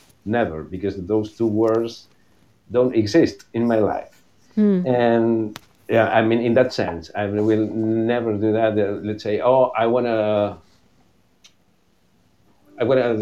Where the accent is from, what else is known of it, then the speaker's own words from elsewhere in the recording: Buenos Aires, Argentina; moved away as an adult; also born or lived in London; now in New York, United States; Considering what my mother would say, I never grew up. But the location was Buenos Aires.